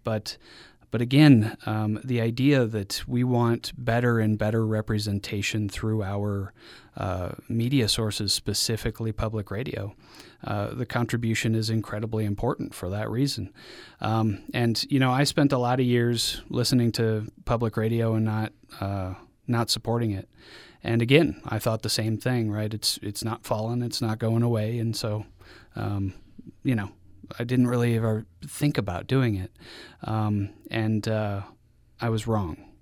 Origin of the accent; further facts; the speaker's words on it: Mexico; now in Utah, United States; growing up in Mexico